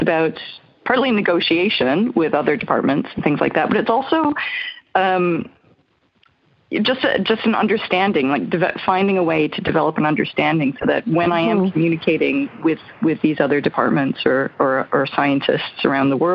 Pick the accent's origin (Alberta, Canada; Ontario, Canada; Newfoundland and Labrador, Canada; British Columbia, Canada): Newfoundland and Labrador, Canada; I'm from Newfoundland. currently calling from Cornerbrook